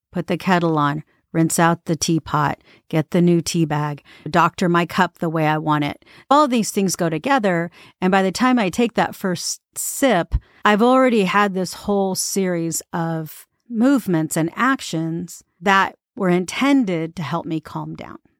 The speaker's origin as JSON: {"language": "English", "country": "United States", "said": "as American"}